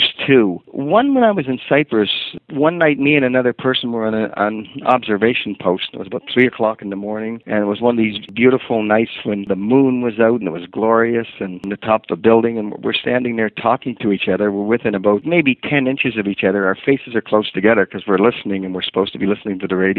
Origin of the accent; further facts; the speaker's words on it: Halifax, Nova Scotia, Canada; moved away; also born or lived in Antigonish, Nova Scotia / Brockville, Ontario; I'm originally from Antigonish, Nova Scotia. And when I was really young, before my mother died, she moved up to Halifax